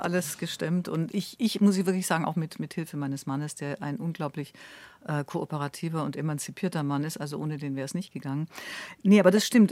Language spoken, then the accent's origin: German; Ulm, Baden-Württemberg, Germany; in Ulm, wo ich aufgewachsen bin